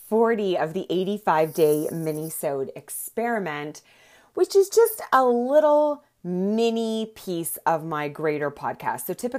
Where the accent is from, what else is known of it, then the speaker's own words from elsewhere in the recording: Antwerp, Flanders, Belgium; There are two groups in the community of Holocaust survivors that I grew up in Antwerp.